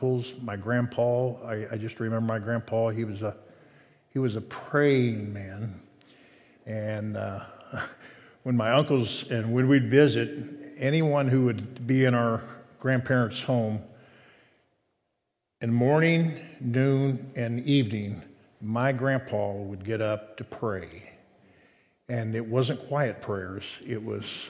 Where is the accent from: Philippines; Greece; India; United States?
United States; Hamilton, Ohio; Hamilton, Ohio